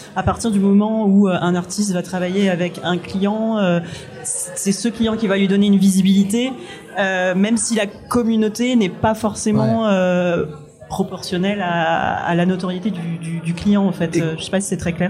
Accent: Réunion; moved away; j'ai grandi à La Réunion

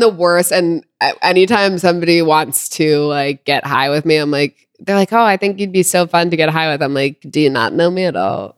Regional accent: California, United States; I grew up in California

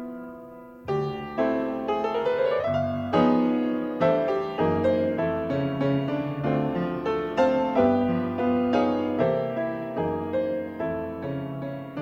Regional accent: New York City, New York, United States; accent: North American twang; I'm from New York City

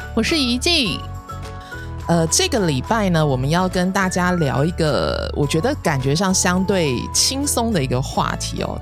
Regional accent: Taiwan; 台湾的学生，尤其是在我们这个年代的学生

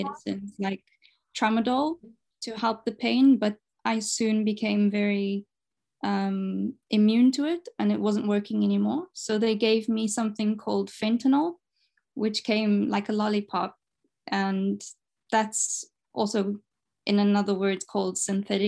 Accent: Zimbabwe; moved away as an adult; now in Portugal; I'm from Zimbabwe and I moved to Portugal 3 years ago

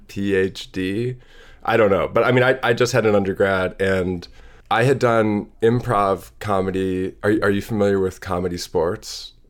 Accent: Madison, Wisconsin, United States; born or raised there; also born or lived in Seattle, Washington

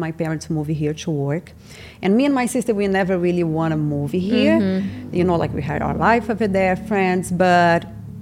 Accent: Itaperuna, Rio de Janeiro, Brazil; English is a second language; moved away as an adult; now in Los Angeles, United States; I grew up in this small city in Brazil called Itaperuna. It's like 4 hours from Rio.

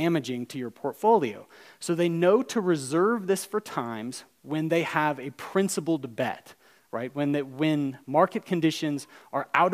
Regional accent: Alabama, United States; I'm from Alabama

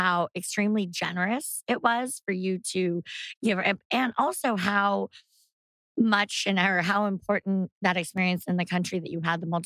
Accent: California, United States; Growing up in California

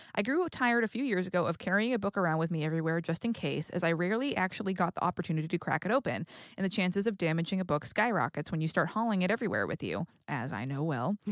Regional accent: New England, United States; moved away; also born or lived in California; I grew up in New England, and then I moved to California

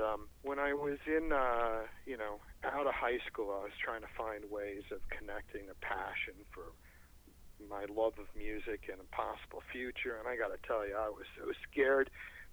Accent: Rockville, Maryland, United States; my hometown of Rockville, Maryland

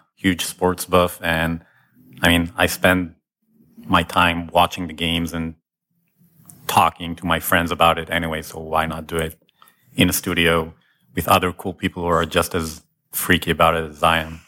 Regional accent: Israel; now in Ann Arbor, United States; I'm from Israel originally

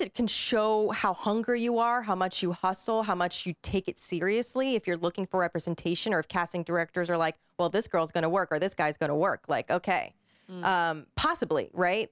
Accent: East Coast, United States; moved away as an adult; now in Los Angeles, United States; I'm from the East Coast

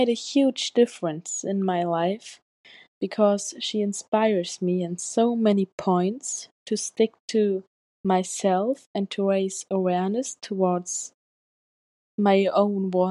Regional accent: Germany; I'm from Germany

